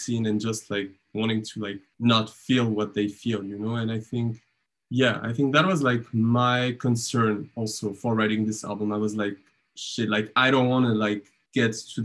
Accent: Montpellier, Occitania, France; moved away as an adult; also born or lived in Essen, Germany; now in Germany; When I was 12, I entered the Conservatory of Dance and Music in my hometown in Montpellier

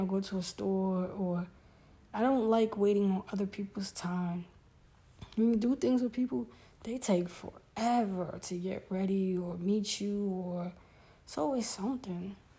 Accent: New York City, New York, United States; I grew up in Brooklyn

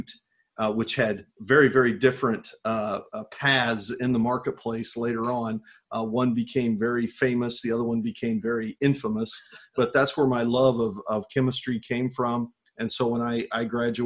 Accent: Livingston County, Illinois, United States; I grew up here in Illinois. I grew up on a farm in Livingston County

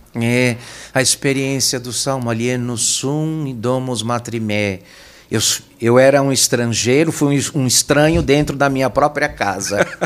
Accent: São Paulo, Brazil; Eu nasci, eu sou natural aqui de São Paulo, eu nasci na Moca.

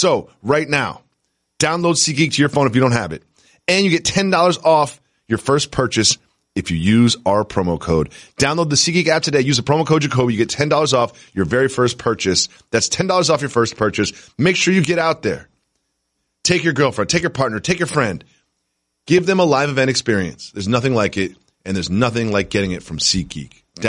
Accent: Amherst, Massachusetts, United States; I grew up in Amherst, Massachusetts. Growing up, the Red Sox were always on my television.

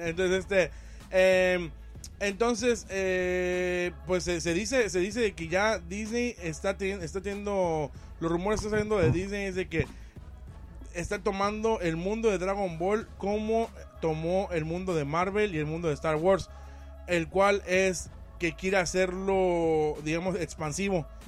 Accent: Mexico; vengo de México

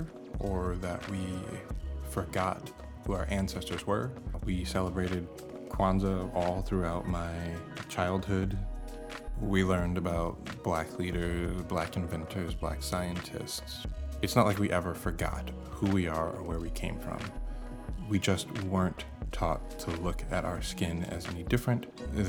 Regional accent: Bethesda, Maryland, United States; now in Portland, United States; I was born in Bethesda, Maryland. I currently live in Portland, Oregon

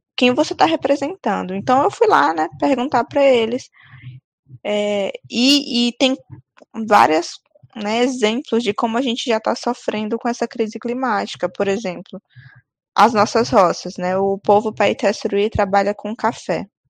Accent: Amazon, Brazil; a nossa, né, a Amazônia

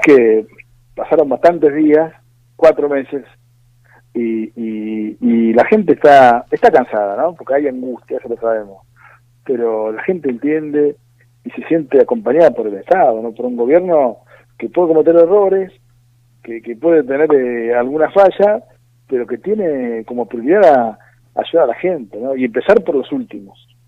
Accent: Argentina; nosotros como argentinos

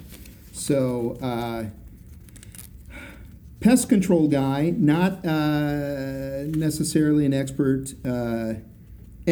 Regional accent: Idaho, United States; I'm from Idaho.

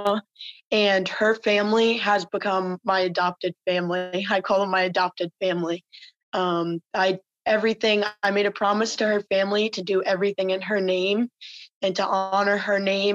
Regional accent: Rhode Island, United States; my home state, Rhode Island

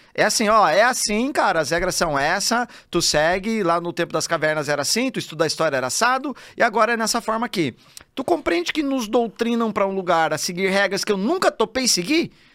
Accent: Telêmaco Borba, Paraná, Brazil; moved away as an adult; eu decido sair lá da minha cidade, Telemaco Borba, no Paraná, interiorzão

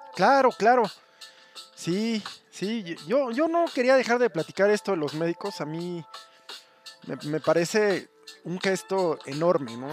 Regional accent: Mexico; also born or lived in Mexico City; somos los mexicanos

